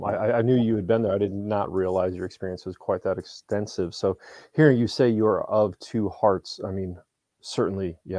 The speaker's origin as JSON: {"language": "English", "country": "United States"}